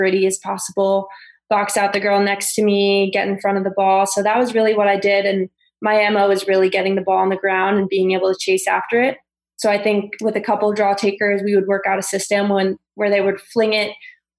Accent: South Shore of Long Island, New York, United States; also born or lived in Florida; I grew up on the South Shore of Long Island

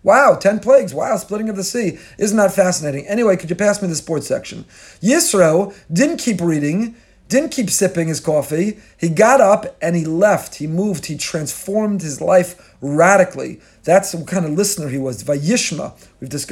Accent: Teaneck, New Jersey, United States; from my childhood growing up in Tinek

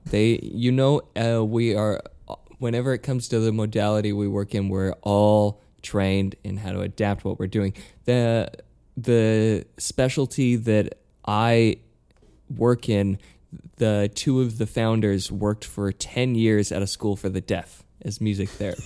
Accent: Utah, United States; moved away as an adult; also born or lived in New York; I'm from Utah

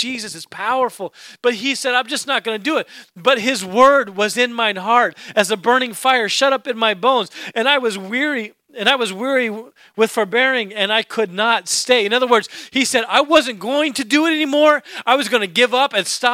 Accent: Alaska, United States; moved away; I grew up in Alaska.

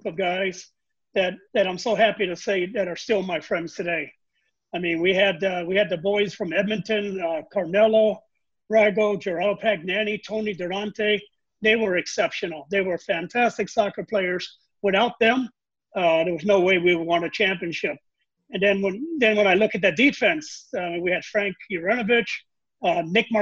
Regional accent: Macau; moved away; also born or lived in Charleston, Illinois, United States; when I tell people I grew up in China, they look at me and think that I'm a joker. But no, it was Macau was a Portuguese colony

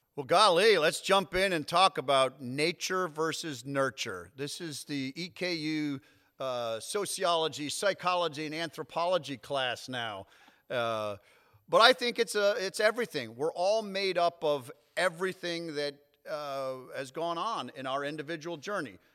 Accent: North Haven, Connecticut, United States; moved away as an adult; I grew up in North Haven, right outside of New Haven, Connecticut

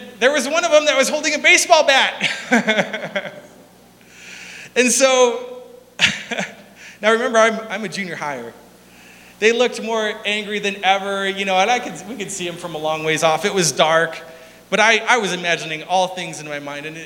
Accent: South Dakota, United States; We're from South Dakota.

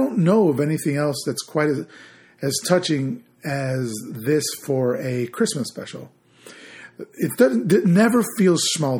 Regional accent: Chicago, Illinois, United States; But where I grew up in Chicago, Illinois

